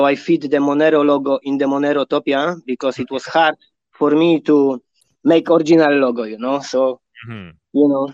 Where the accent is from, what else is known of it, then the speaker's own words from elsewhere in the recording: Poland; moved away; also born or lived in Ireland; I'm from Poland. I'm Polish. I'm Polish man